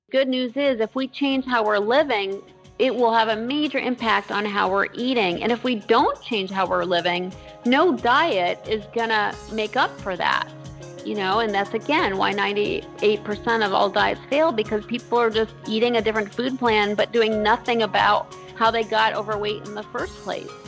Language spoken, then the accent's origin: English; Concord, Massachusetts, United States; I grew up in Massachusetts in a historic town of Concord